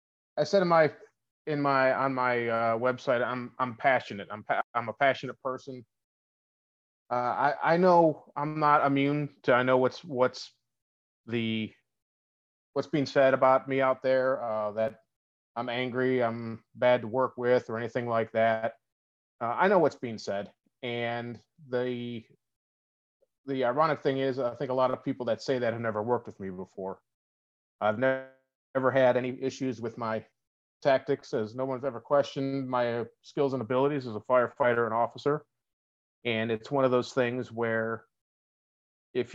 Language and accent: English; Buffalo, New York, United States; moved away as an adult; I'm from Buffalo.